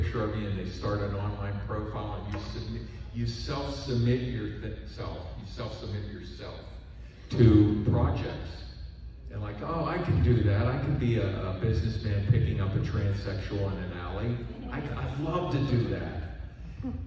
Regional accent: Pittsburgh, Pennsylvania, United States; I'm from Pittsburgh, Pennsylvania. I grew up in the steel mill area of Pittsburgh.

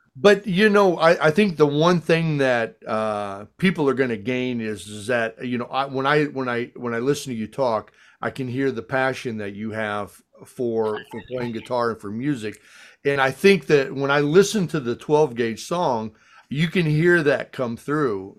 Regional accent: Chicago, Illinois, United States; I'm from Chicago.

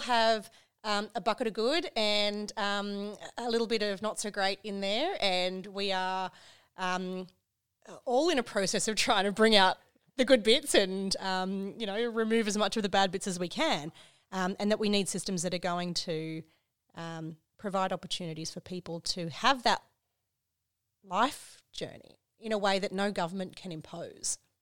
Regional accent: Queensland, Australia; I'm from Queensland

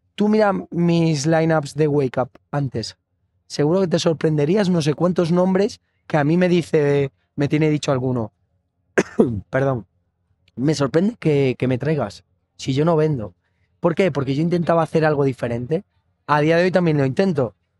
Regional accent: Galicia, Spain; como buen gallego

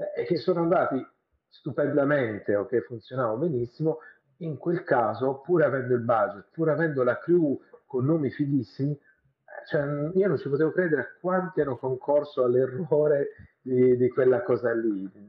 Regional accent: Bari, Apulia, Italy; io sono di Bari, quindi non sono di Roma

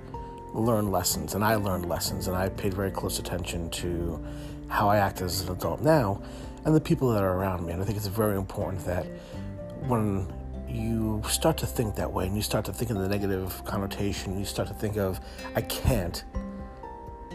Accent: New York City, New York, United States; as a kid growing up in Brooklyn, my mom raised us

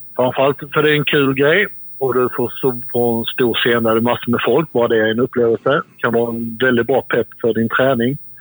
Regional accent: Sweden; vi svenskar

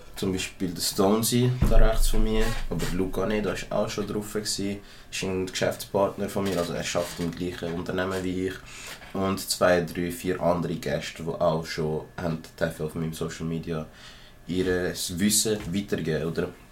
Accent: Zurich, Switzerland; ich bin ein Zürcher aus einer kleinen Gegend und ich habe schon immer so gesprochen

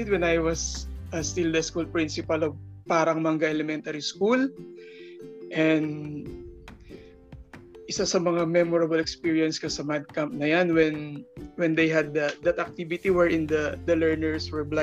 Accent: San Jose, Central Luzon, Philippines; also born or lived in Muntinlupa City; I was born actually in Muntinlupa City, pero na, ni-raise, na-raise ako dito sa, dito na ako na-raise sa Nueva Ecija, San Jose City.

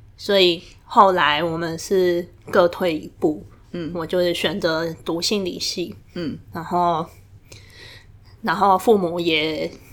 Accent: Tainan, Taiwan; 我之前是都在台南念书，那我的学历比较是那种大家会认为很光，很光荣、很明星的学历，像我高中是念台南女中

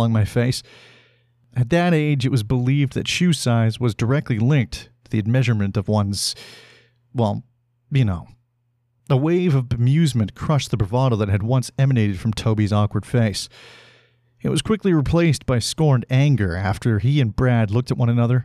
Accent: Salmon Arm, British Columbia, Canada; moved away; my hometown of Salmon Arm. And that's a great place to have grown up

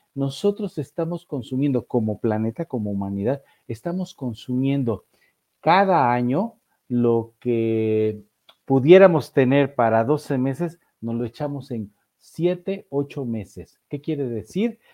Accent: Orizaba, Veracruz, Mexico; fui joven en, una tropa scout en Orizaba, Veracruz, allá por los años de 1974-75

